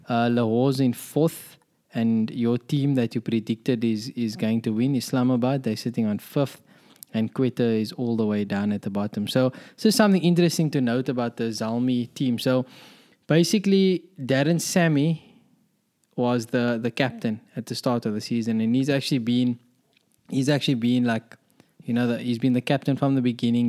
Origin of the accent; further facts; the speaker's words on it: South Africa; as a South African